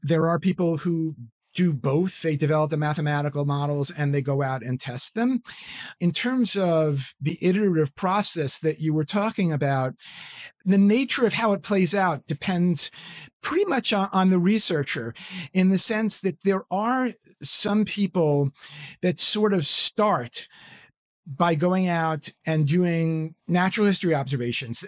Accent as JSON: {"language": "English", "town": "New York City", "region": "New York", "country": "United States", "tie": "born or raised there", "moved": "yes", "said": "I grew up in New York City in a place called Stuyvesant Town"}